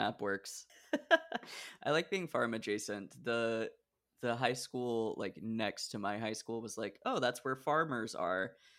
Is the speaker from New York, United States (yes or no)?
no; Portland, Oregon, United States; I grew up in a suburb of Portland, Oregon.